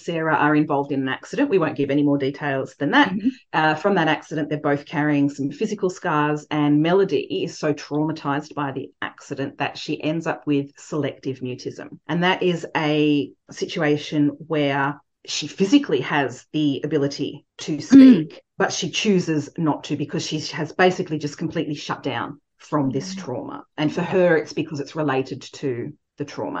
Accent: Coffs Harbour, New South Wales, Australia; now in Sydney, Australia; when I grew up in Coffs Harbour, there were only 25,000 people in the whole area

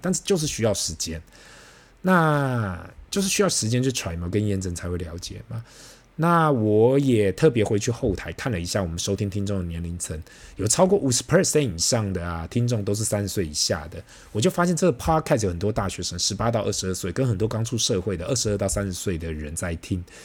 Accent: Taiwan; 对于我们台湾人来讲

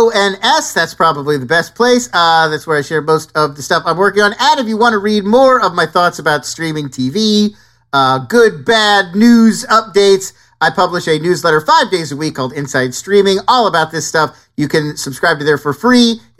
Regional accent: California, United States; I grew up in Southern California where Adam Carolla was on the radio all the time

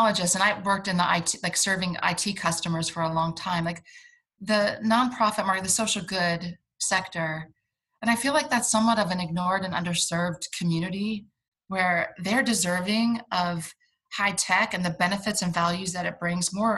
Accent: New Jersey, United States; moved away as an adult; also born or lived in South Carolina; I grew up in New Jersey

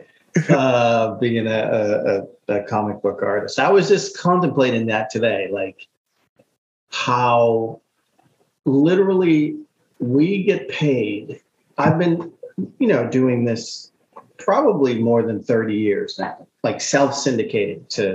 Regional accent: Boston, Massachusetts, United States; I grew up in Boston

